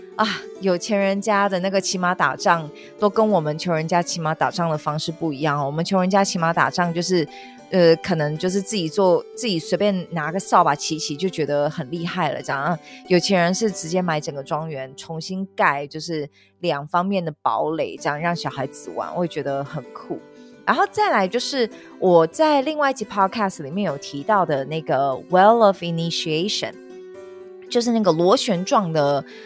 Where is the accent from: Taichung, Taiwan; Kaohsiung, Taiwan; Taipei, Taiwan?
Taipei, Taiwan; 我本人在那边长大嘛，你知道我们家那边是坡，我们都会开玩笑说这个坡可能超过三十度非常陡